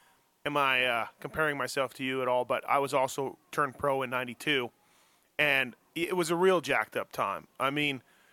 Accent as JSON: {"language": "English", "region": "Manitoba", "country": "Canada", "said": "I'm from Manitoba"}